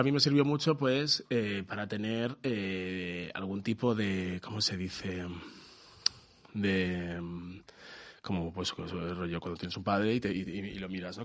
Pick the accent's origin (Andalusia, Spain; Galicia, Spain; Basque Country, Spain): Galicia, Spain; soy gallego aquí